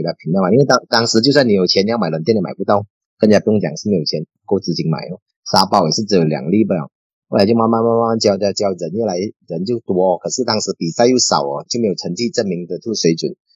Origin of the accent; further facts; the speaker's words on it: Perlis, Malaysia; now in Johor Bahru, Malaysia; 我家乡是在玻利斯中，啊，那边靠近泰国边界那边